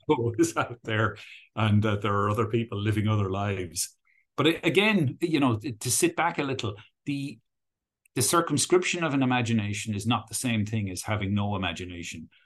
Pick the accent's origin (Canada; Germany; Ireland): Ireland; accent: Irish; also born or lived in United Kingdom; retained my Irish accent when I was there.